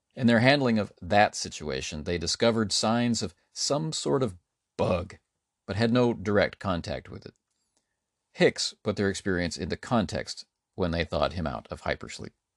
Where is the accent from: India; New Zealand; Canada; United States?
Canada; As a Canadian